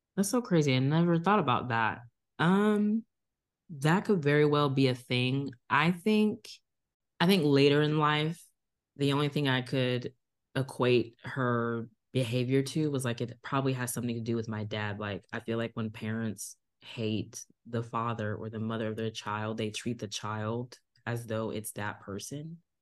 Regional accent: Virginia Beach, Virginia, United States; also born or lived in Tulsa, Oklahoma; I was born in Tulsa, Oklahoma, but I grew up in Virginia Beach

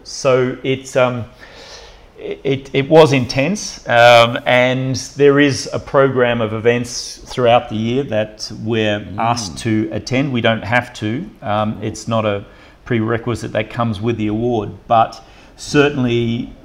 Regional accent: Burnie, Tasmania, Australia; From the northwest coast, a town called Burnie.

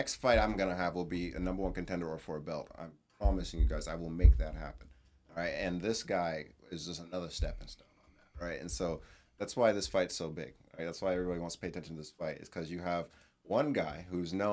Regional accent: United States; I'm a hometown guy because I'm an American. I was born American first.

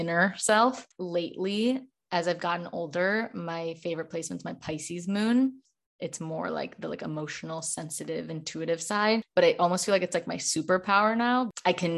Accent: Chicago, Illinois, United States; moved away as an adult; now in Los Angeles, United States; I'm originally from Chicago, but I now live in Los Angeles for the past year

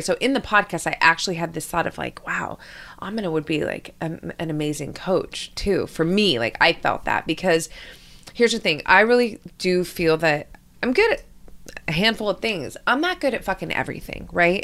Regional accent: Hawaii, United States; moved away as an adult; also born or lived in New York / Europe; I moved from Hawaii to New York.

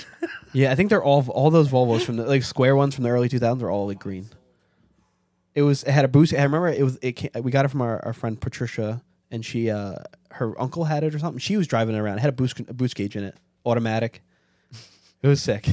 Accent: New York City, New York, United States; I'm from Staten Island

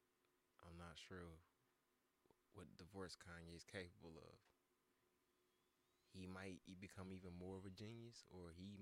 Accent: Charlotte, North Carolina, United States; I was a dude from Charlotte

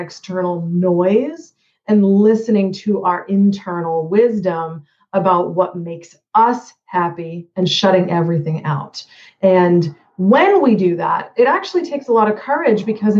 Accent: Boston, Massachusetts, United States; moved away as an adult; also born or lived in Hawaii; now in Jacksonville, United States; I'm originally from the Boston area, like yourself.

